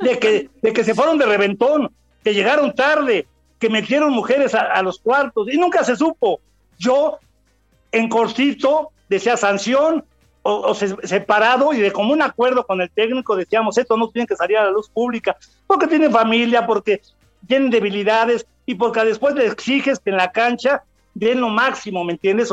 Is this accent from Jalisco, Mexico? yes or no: no; Mexico City, Mexico; Soy chilango, nacido en la Ciudad de México